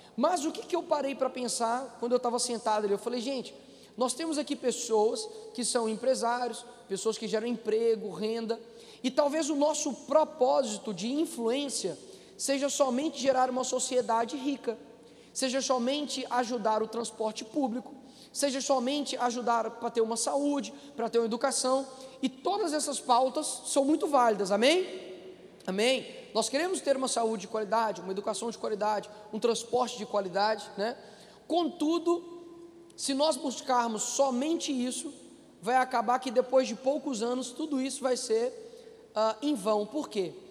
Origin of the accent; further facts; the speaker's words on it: Belo Horizonte, Minas Gerais, Brazil; O meu avô fundou a Assembleia do Cabana, que foi a favela onde eu nasci.